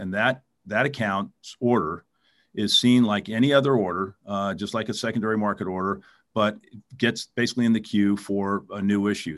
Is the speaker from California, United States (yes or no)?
yes; California, United States; also born or lived in New York; I grew up here in California